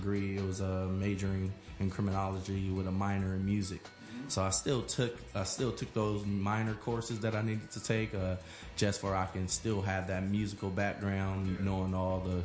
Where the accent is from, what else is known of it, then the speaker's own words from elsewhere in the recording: Los Angeles, California, United States; moved away as an adult; also born or lived in Humboldt State University, Northern California; I'm originally from Los Angeles, California. Watts, wow. Off of Imperial and Compton.